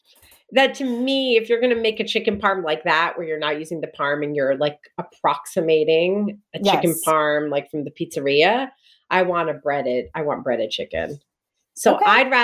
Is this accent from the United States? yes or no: yes; New Jersey, United States; I grew up in Jersey.